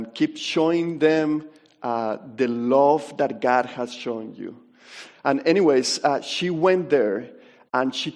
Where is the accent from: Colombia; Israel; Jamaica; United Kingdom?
Colombia; moved away as an adult; I'm from Colombia. I lived there until I was 18 years old.